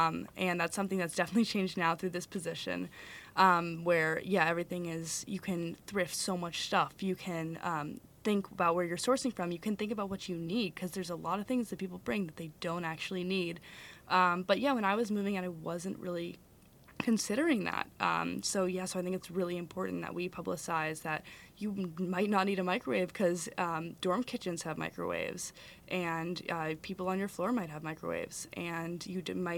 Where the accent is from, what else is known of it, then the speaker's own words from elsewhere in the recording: California, United States; now in Madison, United States; Yeah, I came with my parents from California, so we had like four suitcases